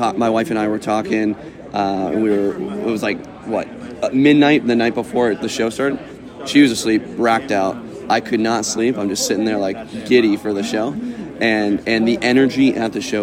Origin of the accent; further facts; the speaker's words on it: New England, United States; moved away as an adult; also born or lived in Kentucky / Georgia; now in Washington, United States; I'm from New England, best place in the world, but I live in Washington State.